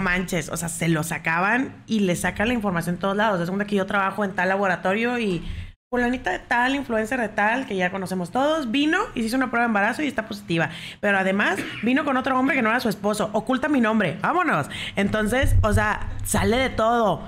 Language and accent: Spanish; Mexico; así somos los mexicanos